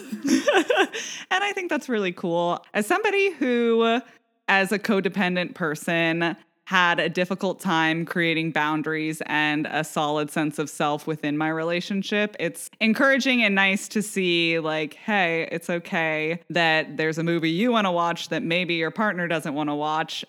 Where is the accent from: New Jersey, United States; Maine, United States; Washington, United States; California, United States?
Washington, United States; Vashon Island; moved away; also born or lived in St. Louis / New York; we grew up on Vashon Island.